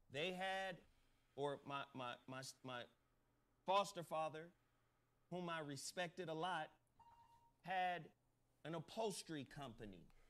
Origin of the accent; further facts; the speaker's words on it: Chattanooga, Tennessee, United States; I was born in Chattanooga, Tennessee